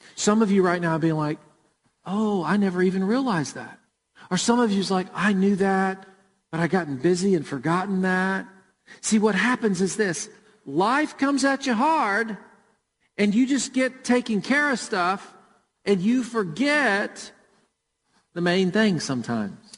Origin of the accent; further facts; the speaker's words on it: Murfreesboro, Tennessee, United States; Jennifer and I grew up in Murfreesboro, and we went to World Outreach Church.